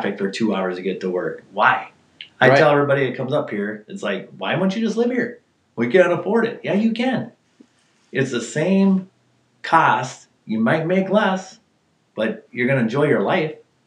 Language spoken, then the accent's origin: English; Minneapolis, Minnesota, United States; also born or lived in Duluth, Minnesota; now in Crosby, United States; I was born in Duluth, but when I lived until I was 13 was actually in North Minneapolis.